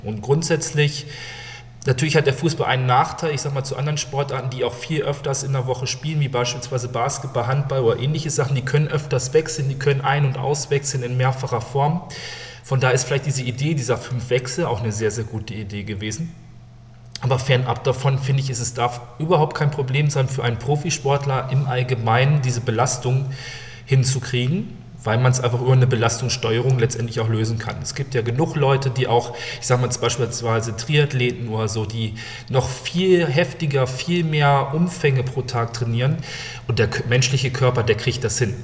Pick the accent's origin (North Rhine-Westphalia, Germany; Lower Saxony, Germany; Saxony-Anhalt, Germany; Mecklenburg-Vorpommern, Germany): Lower Saxony, Germany; Neustadt am Rübenberge; also born or lived in Hannover; Habe sehr, sehr lange in, ja, wirklich in Neustadt, in meiner Heimatstadt gespielt